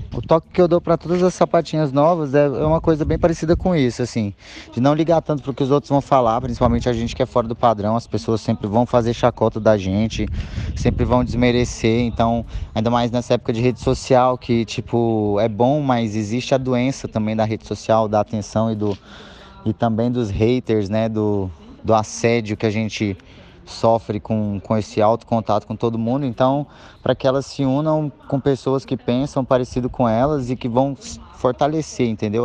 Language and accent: Portuguese; Goiânia, Goiás, Brazil; Sou de Goiânia